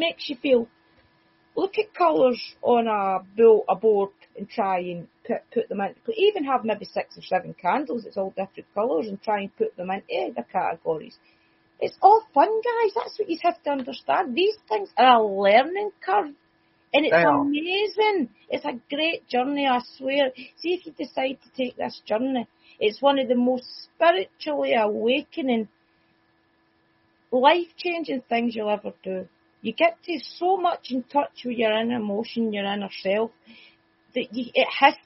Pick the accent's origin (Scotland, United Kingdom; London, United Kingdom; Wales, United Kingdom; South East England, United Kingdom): Scotland, United Kingdom; accent: Scottish; my Scottish accent